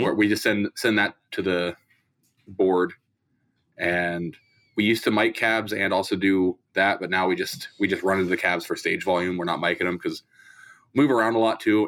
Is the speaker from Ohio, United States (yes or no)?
yes; Columbus, Ohio, United States; I'm from Columbus, Ohio